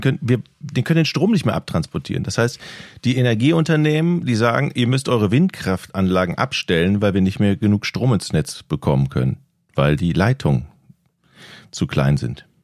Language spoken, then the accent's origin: German; North Frisia, Schleswig-Holstein, Germany